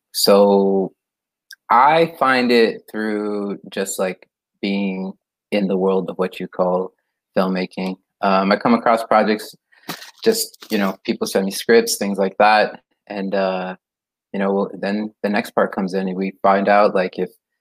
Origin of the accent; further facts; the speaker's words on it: Costa Mesa, California, United States; It's in Orange County, California